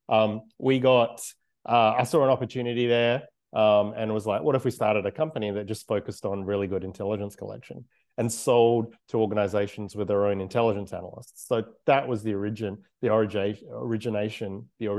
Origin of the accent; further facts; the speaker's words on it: Australia; I'm Australian